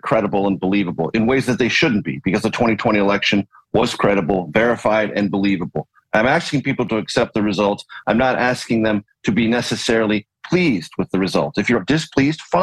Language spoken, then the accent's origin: English; San Diego, California, United States; I grew up in San Diego, California